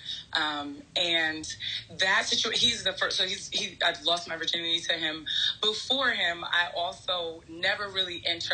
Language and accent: English; New York, United States; I'm from New York, I'm the eldest